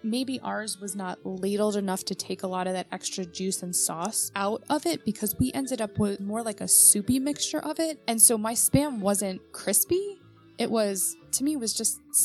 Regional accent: New York, United States; I grew up in New York

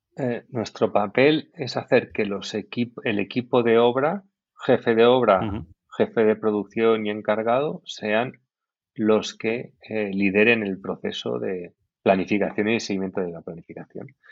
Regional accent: Valencian Community, Spain; yo que soy valenciano

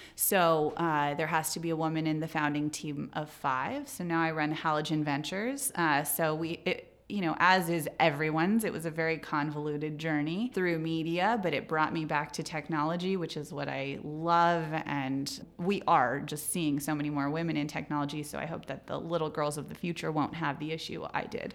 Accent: Silicon Valley, California, United States; I grew up in Silicon Valley

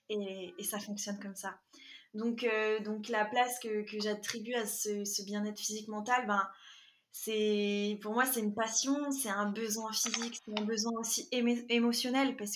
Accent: Quebec, Canada; also born or lived in France; c'est …, j'ai 23 ans et comme tu l'as dit, euh, je suis prof de PS et future coach et je suis franco-québécoise.

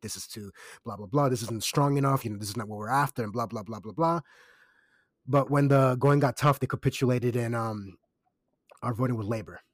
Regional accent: Kissimmee, Florida, United States; now in Australia; I'm from Kissimmee. That's overwhelmingly Puerto Rican, very Caribbean, very West Indian.

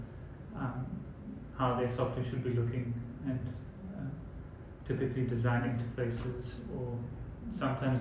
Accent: South Africa; how we would do it in South Africa

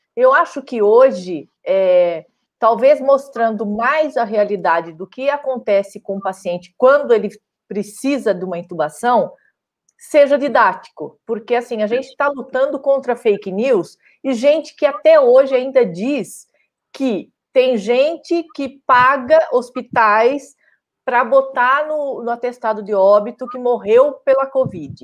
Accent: Araraquara, São Paulo, Brazil; moved away; na minha cidade natal, que era é Naquara

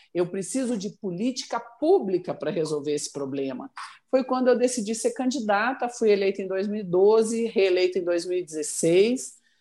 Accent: Cianorte, Paraná, Brazil; moved away as an adult; also born or lived in Curitiba; now in Goiânia, Brazil; eu nasci no Paraná e renasci em chão goiano. Eu fui transferida é, de Curitiba para Goiânia é, no dia 10 de fevereiro de 86

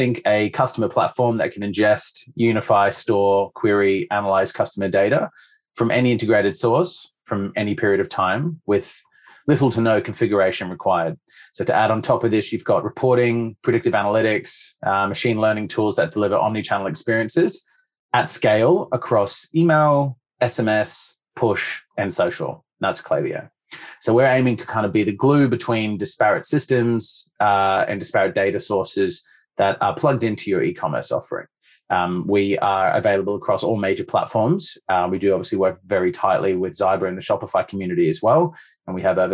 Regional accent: Sydney, New South Wales, Australia; moved away; based out of Sydney. So I've come home effectively to commit my time to e-commerce and business here

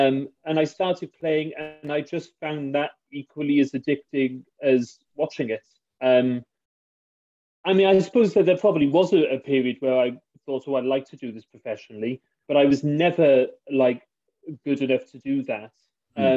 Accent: Barry, Wales, United Kingdom; I grew up in Barry, so I played in the local Barry League on a Friday

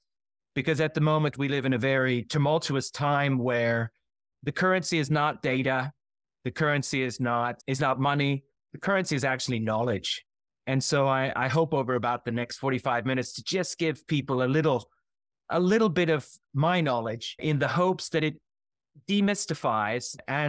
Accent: Iowa City, Iowa, United States; For my sins, I grew up in Iowa, near Iowa City, Iowa, so I have a transatlantic view on things.

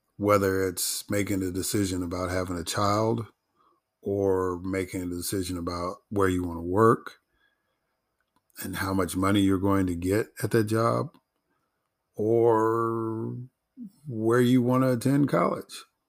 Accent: Chicago, Illinois, United States; growing up in Chicago and being a Chicago sports fan

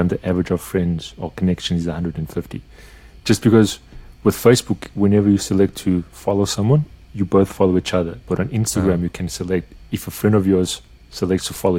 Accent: Portugal; growing up in Portugal and growing through the crisis of 2001 and then 2008 and seeing how it affected Portugal

